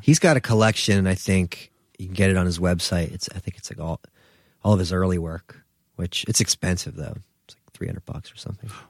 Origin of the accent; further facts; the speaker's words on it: New Jersey, United States; moved away as an adult; also born or lived in Philadelphia / Brooklyn; I'm from Jersey